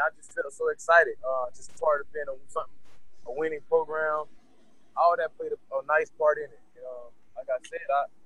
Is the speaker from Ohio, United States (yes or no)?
no; Pahokee, Florida, United States; I was raised in Poke, Florida. Known as the Muck.